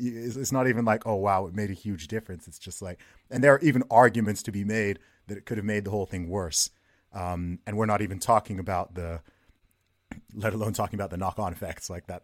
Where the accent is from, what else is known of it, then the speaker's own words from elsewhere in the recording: Saudi Arabia; moved away; I grew up in Saudi Arabia myself